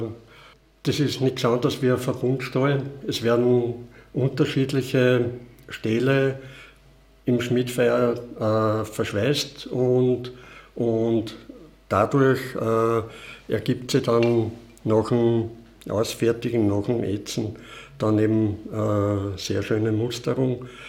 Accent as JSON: {"language": "German", "town": "Palfau", "region": "Styria", "country": "Austria", "tie": "born or raised there", "also_born_or_lived": "Vienna", "said": "aufgewachsen bin ich in Balfa"}